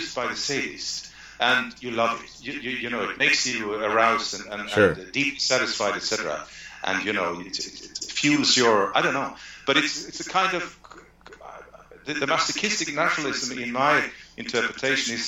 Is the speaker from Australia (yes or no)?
no; Sweden; we are Swedes